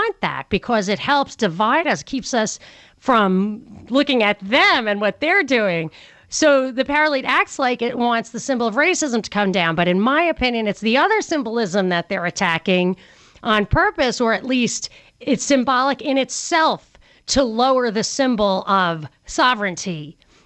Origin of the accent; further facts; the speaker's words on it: New York, United States; I'm from New York.